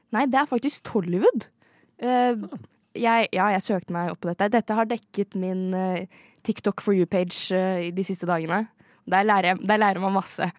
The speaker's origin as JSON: {"language": "Norwegian", "town": "Fetsund", "region": "Akershus", "country": "Norway", "said": "Jeg er jo egentlig fra Fettsund"}